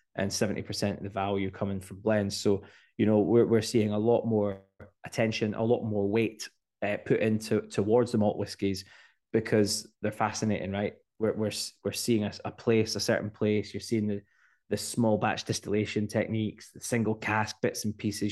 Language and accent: English; Scotland, United Kingdom; as Scottish people